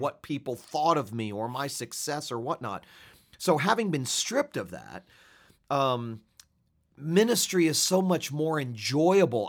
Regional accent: Fort Lauderdale, Florida, United States; moved away as an adult; also born or lived in Switzerland; my hometown of South Florida

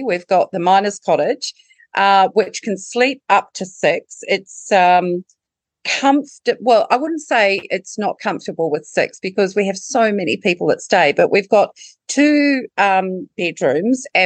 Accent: New Zealand; now in Trentham, Australia; as you can tell from the accent, I'm not Australian bred. However, I am a Kiwi

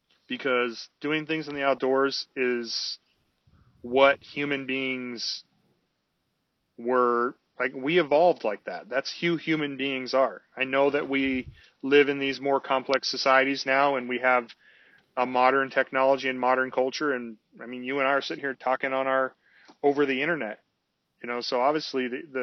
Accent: West Coast, United States; moved away; I saw people out on the ice and it made me very uncomfortable because I was from the West Coast

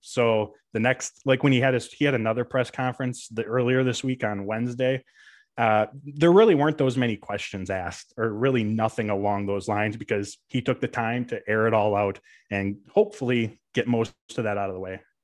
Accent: Green Bay, Wisconsin, United States; I am born and raised in Green Bay, Wisconsin, still call it home to this day

